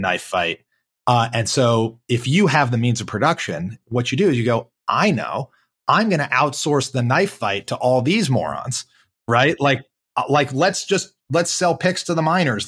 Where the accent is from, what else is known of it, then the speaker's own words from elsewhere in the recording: Charlotte, North Carolina, United States; I'm white guy from Charlotte, North Carolina